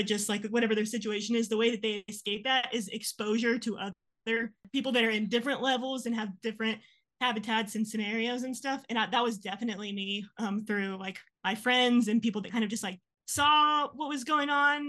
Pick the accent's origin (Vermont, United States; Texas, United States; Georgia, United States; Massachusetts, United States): Texas, United States; San Angelo; San Angelo. It's like 3 hours from here.